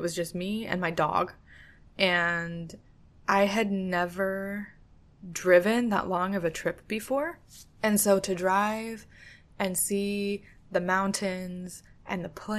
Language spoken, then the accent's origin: English; California, United States; now in Florida, United States; Growing up in California, it's like, you know, I know that's stolen land for sure